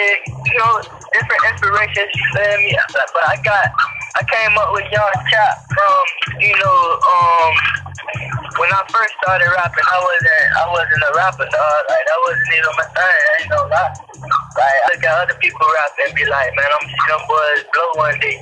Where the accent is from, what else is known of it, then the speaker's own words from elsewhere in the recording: Miami, Florida, United States; I'm from Miami.